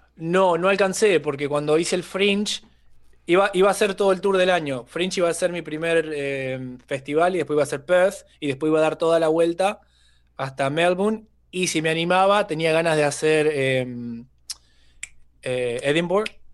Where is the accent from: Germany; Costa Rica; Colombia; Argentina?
Argentina; town near Rosario, Santa Fe; moved away as an adult; also born or lived in Australia; now in Mexico; proveniente de Rosario, que es la ciudad que está eh, junto a mi pueblo, la 30, 30 kilómetros más o menos